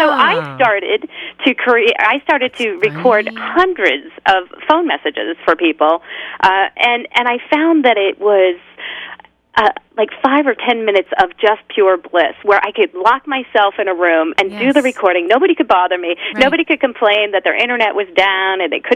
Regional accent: Rochester, New York, United States; moved away as an adult; also born or lived in New Jersey; now in California, United States; I was born in upstate New York in Rochester and moved to New Jersey after I graduated college

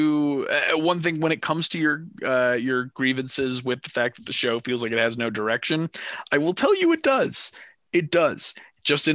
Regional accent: Manhattan Beach, California, United States; I grew up in Manhattan Beach

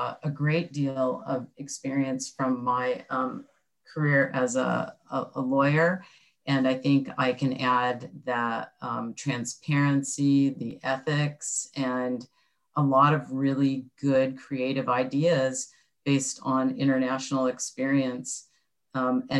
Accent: Orange County, California, United States; I grew up in Orange County.

